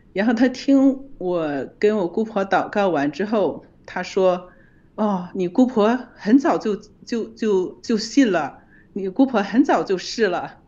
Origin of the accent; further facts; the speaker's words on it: China; 我们中国人